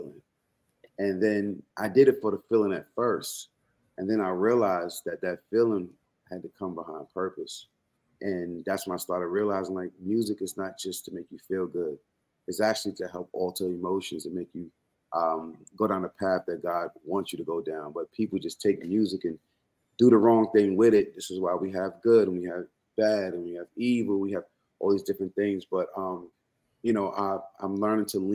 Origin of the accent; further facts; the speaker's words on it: Long Island, New York, United States; I'm in Long Island. I've been in Long Island all my life.